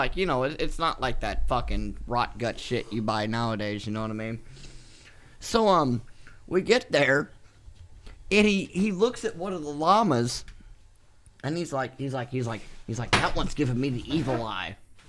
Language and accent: English; Illinois, United States; Sir, I'm from Illinois. I'm sorry.